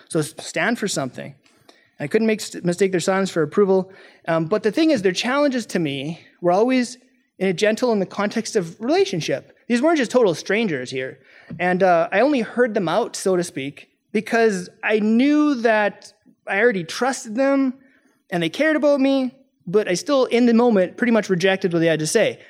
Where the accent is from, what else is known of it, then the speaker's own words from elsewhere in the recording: Canada; I'm from Canada